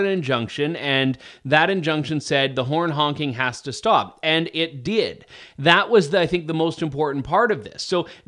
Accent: Canada; Now, as a Canadian who's not from Alberta, I think there's an argument that Canadians themselves stand to suffer from not developing the oil and gas sector.

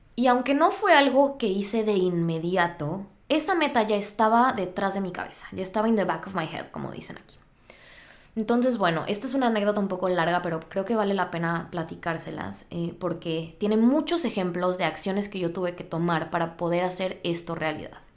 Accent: Mexico; moved away as an adult; now in United States; Yo soy de México.

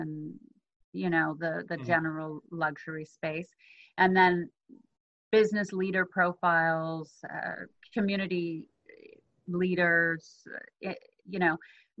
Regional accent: South Africa; now in United States; So I'm originally from South Africa, but I've been in the U.S. for a long time now

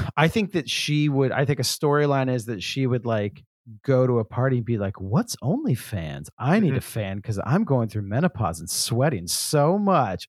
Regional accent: the South, United States; I'm from the South

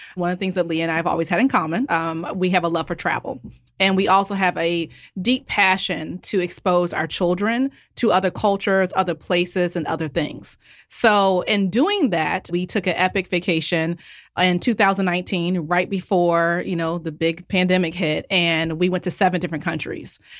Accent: United States; I'm, you know, very much American

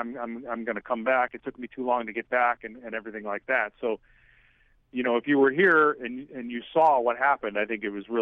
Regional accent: Midwest, United States; now in Florida Keys, United States; I'm from the Midwest originally

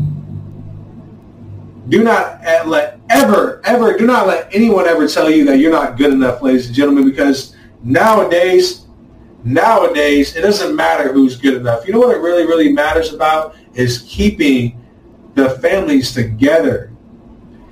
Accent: United States; us as American people

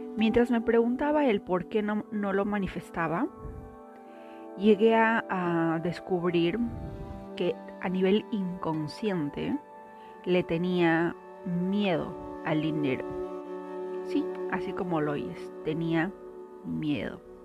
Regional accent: Peru; Soy de Perú

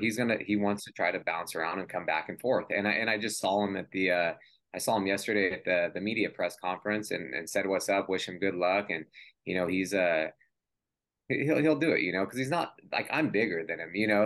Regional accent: California, United States; I'm from California Pacific time

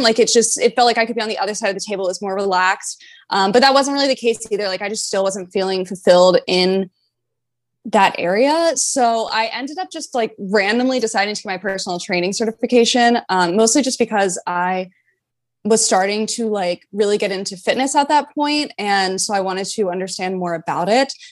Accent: North Carolina, United States; moved away as an adult; also born or lived in Florida Keys; I'm originally from North Carolina. I grew up in North Carolina. I've lived there my whole life

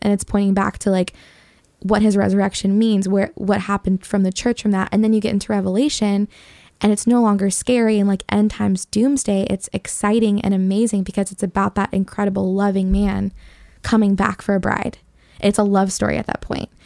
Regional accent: Detroit, Michigan, United States; I grew up in Detroit

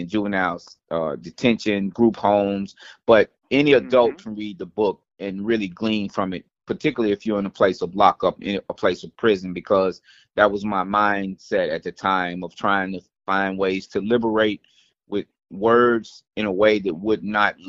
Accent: Nashville, Tennessee, United States; I'm originally from Nashville, Tennessee

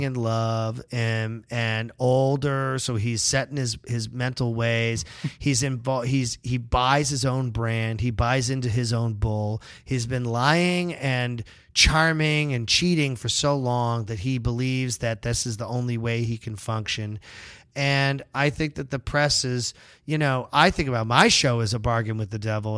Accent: Massachusetts, United States; I grew up in Massachusetts in the you know late 70s early 80s

